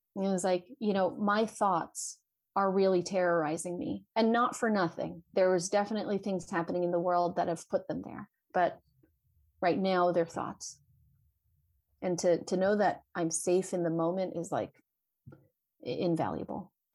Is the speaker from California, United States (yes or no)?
yes; Vallejo, California, United States; born and raised in Vallejo, California